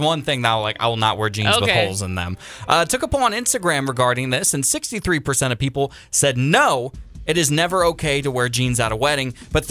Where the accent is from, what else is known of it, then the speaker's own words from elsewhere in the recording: Washington, United States; now in Sonoma County, United States; Tomorrow, I'm flying back to my home state of Washington